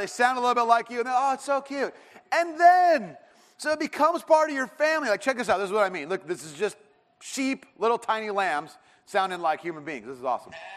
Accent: Irvine, California, United States; I grew up in Irvine

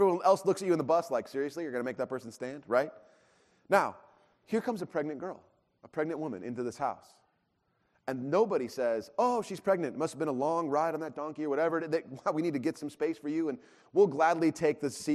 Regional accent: Irvine, California, United States; I grew up in Irvine, in a, you know, condo

